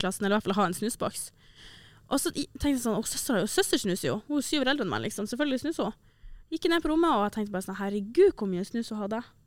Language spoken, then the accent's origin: Norwegian; Tromsø, Troms, Norway; moved away; når jeg var hjemme i Tromsø